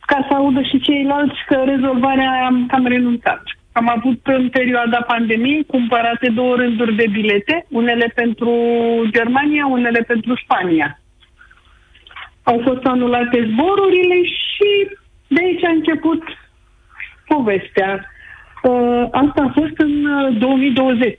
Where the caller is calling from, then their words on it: Bucharest, Romania; și sunt din București.